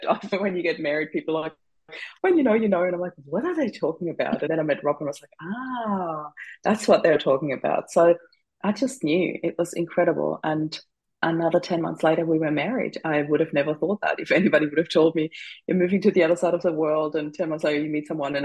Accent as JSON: {"language": "English", "country": "Austria", "moved": "as an adult", "lives_now": "Australia", "said": "I am originally from Austria"}